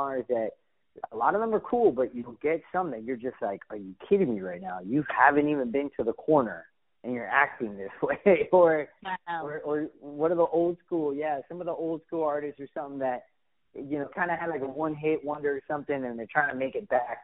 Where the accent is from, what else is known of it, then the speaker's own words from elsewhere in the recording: Miami, Florida, United States; moved away; also born or lived in Phoenix / Los Angeles / Houston; I was born and raised in Miami